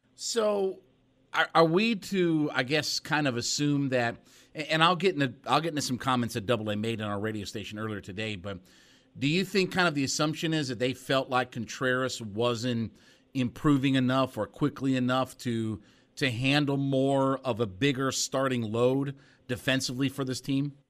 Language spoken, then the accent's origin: English; Northeast Ohio, United States; I grew up in Northeast Ohio.